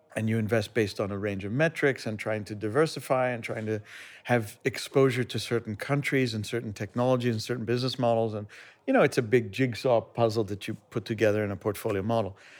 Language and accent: English; United States; moved away as an adult; I grew up in America